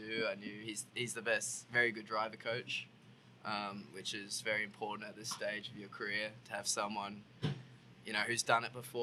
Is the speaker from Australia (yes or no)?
yes; Australia; now in United States; started growing up racing go-karts in Australia